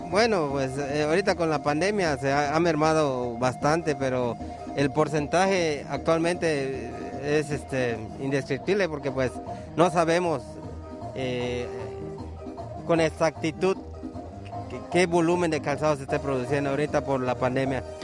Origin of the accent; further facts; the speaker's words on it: Ticul, Yucatán, Mexico; En Ticul, en Ticul somos de Ticul.